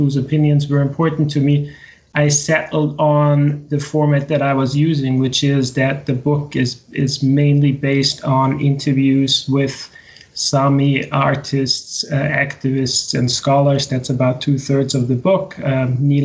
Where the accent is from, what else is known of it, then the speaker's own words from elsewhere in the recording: Austria; moved away as an adult; also born or lived in United States; now in Sweden; I grew up in the center of Europe in Austria.